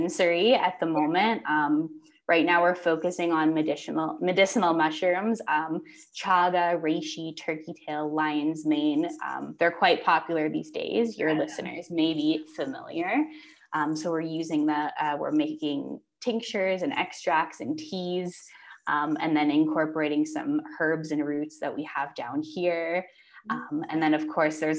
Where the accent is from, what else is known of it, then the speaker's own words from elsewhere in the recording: Canada; moved away as an adult; now in Mexico; growing up in Canada